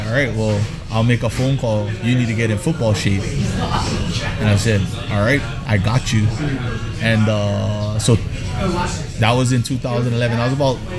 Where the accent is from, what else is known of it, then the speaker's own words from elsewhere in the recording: United States; moved away; also born or lived in Hawaii; us American players